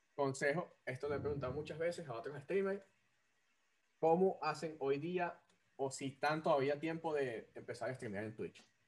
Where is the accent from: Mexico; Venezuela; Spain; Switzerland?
Venezuela; Caracas, Capital District; moved away as an adult; also born or lived in Maracaibo; yo soy de Caracas, pero los últimos años viví en Maracaibo